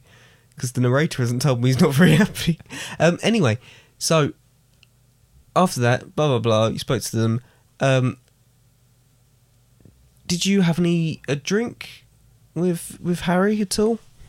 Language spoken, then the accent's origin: English; East of England, United Kingdom; And also, I'm from the southeast. I'm from Essex.